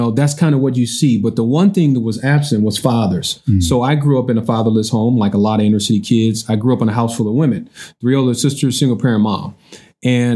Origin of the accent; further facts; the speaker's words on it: Columbus, Ohio, United States; I grew up in Sullivan Gardens, which is considered the roughest, the toughest, the baddest, the meanest, the most dangerous housing project.